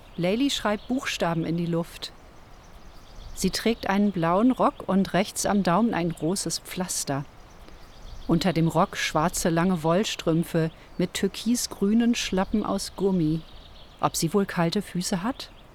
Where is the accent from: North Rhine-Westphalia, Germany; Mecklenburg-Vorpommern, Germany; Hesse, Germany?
North Rhine-Westphalia, Germany; Ruhr area; Ich bin im Ruhrgebiet aufgewachsen